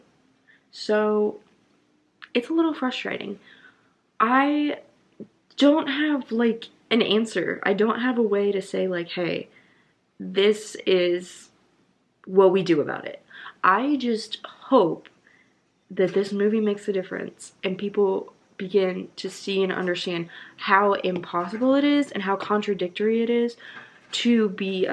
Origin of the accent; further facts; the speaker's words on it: the Bible Belt, United States; I grew up in the Bible Belt.